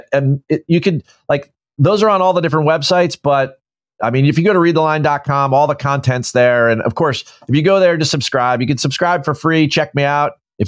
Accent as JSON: {"language": "English", "region": "New Jersey", "country": "United States", "said": "I'm from New Jersey, so I like to bet."}